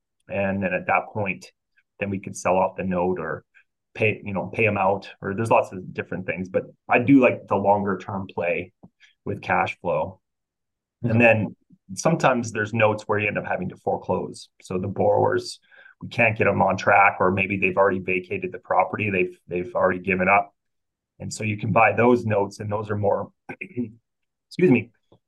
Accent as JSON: {"language": "English", "country": "Canada", "said": "because I'm Canadian, I actually work with quite a few Canadian investors"}